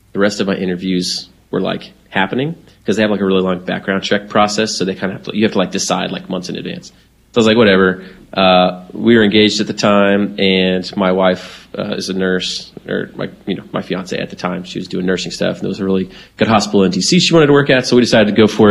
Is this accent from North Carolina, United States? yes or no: no; Florida, United States; I'm from Florida